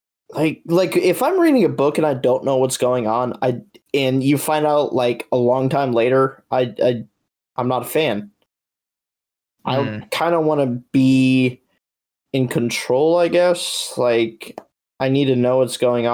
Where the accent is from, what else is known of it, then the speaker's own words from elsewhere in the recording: United States; I'm American